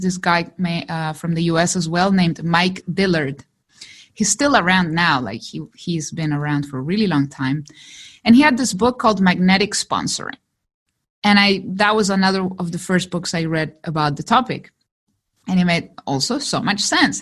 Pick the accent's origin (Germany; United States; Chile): Chile; English is a second language; me who comes from Chile? English is my second language.